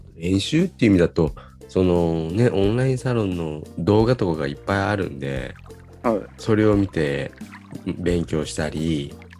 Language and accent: Japanese; Kyoto, Japan; 僕、あの、京都育ち